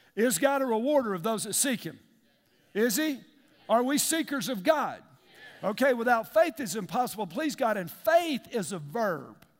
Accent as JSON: {"language": "English", "country": "United States", "tie": "born or raised there", "said": "I grew up in East Lake."}